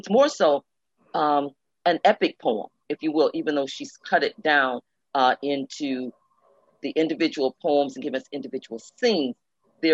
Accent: Chicago, Illinois, United States; being raised in Chicago

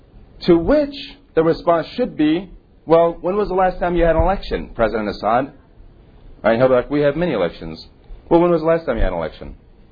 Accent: United States; I always like to gloat about this as an American.

